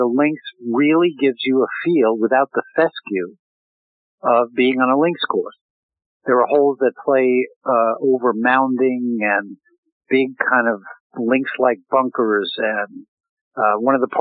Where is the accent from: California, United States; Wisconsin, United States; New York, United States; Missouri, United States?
New York, United States; I grew up in New York